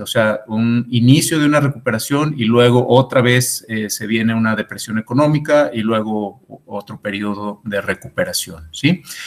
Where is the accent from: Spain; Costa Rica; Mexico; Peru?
Mexico; nuestra economía mexicana